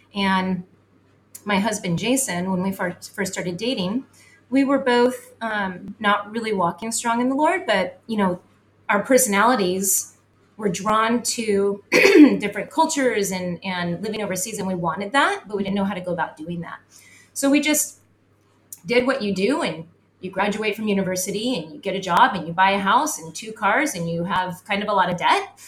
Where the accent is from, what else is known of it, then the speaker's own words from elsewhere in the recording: San Diego, California, United States; moved away as an adult; also born or lived in northern Idaho; we were born and raised in San Diego